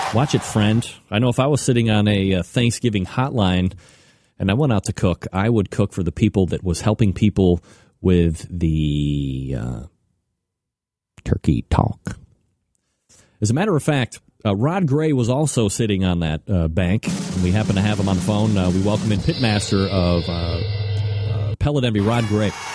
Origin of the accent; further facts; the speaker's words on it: Elmira, New York, United States; I was born in Elmira, New York